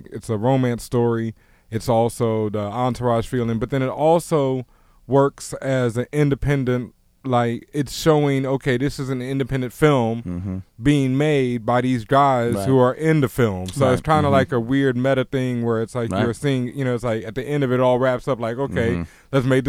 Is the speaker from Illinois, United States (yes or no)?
no; Houston, Texas, United States; I've been to both New York and L.A., and I grew up in Houston